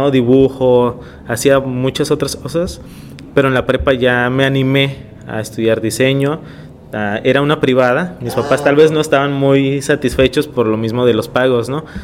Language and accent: Spanish; Tijuana, Baja California, Mexico; also born or lived in Ensenada, Baja California, Mexico; Pues yo llegué a los tres años. Entonces ahorita tengo 32, tengo 29 años en Tijuana. Ya somos tijuanenses.